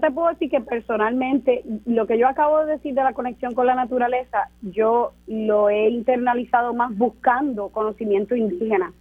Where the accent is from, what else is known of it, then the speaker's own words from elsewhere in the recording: Puerto Rico; soy puertorriqueña